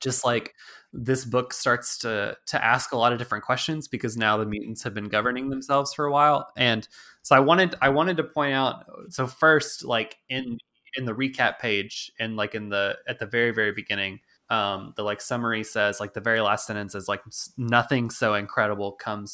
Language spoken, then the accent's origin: English; United States; as Americans